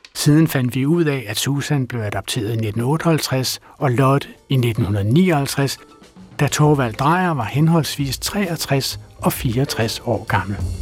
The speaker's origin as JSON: {"language": "Danish", "town": "Frederiksberg", "region": "Capital Region of Denmark", "country": "Denmark", "tie": "born or raised there", "said": "mit barndomshjem på Frederiksberg"}